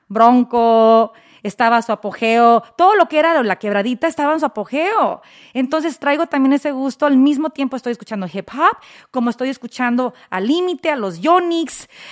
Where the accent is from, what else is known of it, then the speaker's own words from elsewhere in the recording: Los Angeles, California, United States; yo crezco aquí, en Los Ángeles